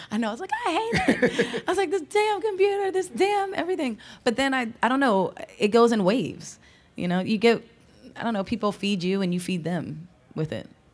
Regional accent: Philadelphia, Pennsylvania, United States; also born or lived in Lower Merion, Pennsylvania / Los Angeles; now in Philadelphia, United States; I'm from Philly

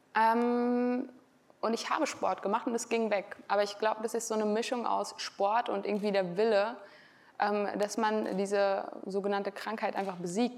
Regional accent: Frankfurt, Hesse, Germany; wenn ich wieder in meiner Homebase bin in Frankfurt

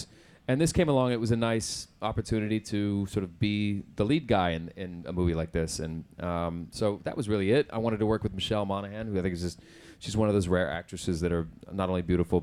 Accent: Oklahoma, United States; accent: Southern American; moved away; I grew up in Oklahoma

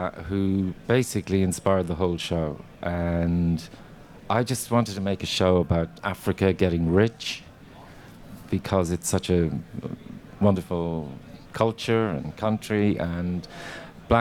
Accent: Ireland; when I was growing up, because we grew up on Irish television

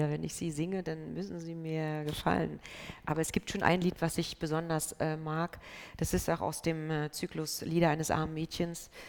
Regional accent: Berlin, Germany; Ich bin Berlinerin, also es sprang mich einfach auch

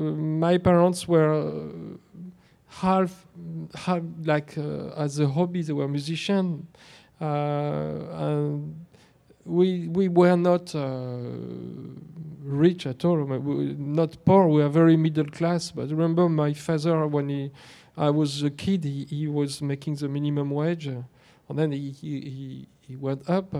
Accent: Versailles, Île-de-France, France; It was in Versailles

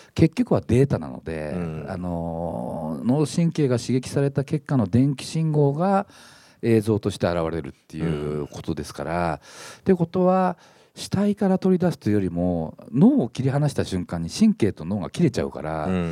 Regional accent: Morioka, Iwate, Japan; moved away; also born or lived in Akita / Tokyo; 僕盛岡出身なんで秋田放送局に配置され

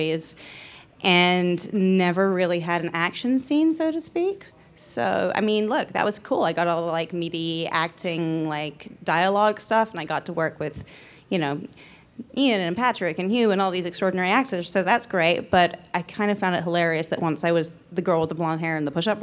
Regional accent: New Zealand; now in United States; I grew up in New Zealand

